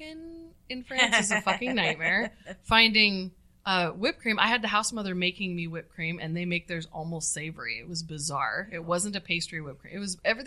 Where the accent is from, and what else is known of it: United States